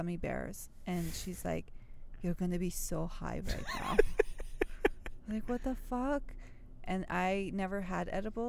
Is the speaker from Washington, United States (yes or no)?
yes; Seattle, Washington, United States; we grew up in Seattle